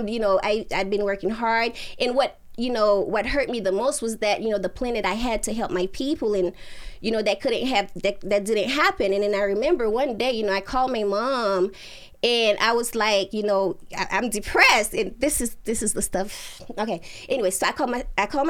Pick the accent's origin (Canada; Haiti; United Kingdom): Haiti; moved away; We're from Haiti, you know what I mean? And my parents, like, they came here before I did. They left me and my sister, you know, behind with my aunt